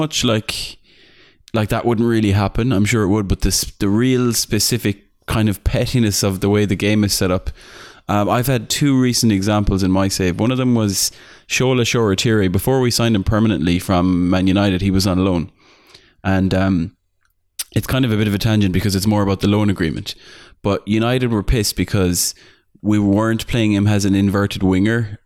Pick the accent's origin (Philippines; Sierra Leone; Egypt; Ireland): Ireland; I'm Irish